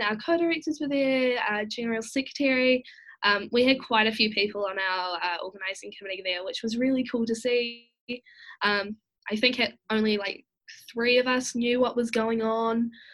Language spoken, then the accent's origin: English; Masterton, Wellington, New Zealand; moved away as an adult; now in Wellington, New Zealand; originally I am from Masterton in the Wairarapa, um, but I recently moved to Wellington to attend university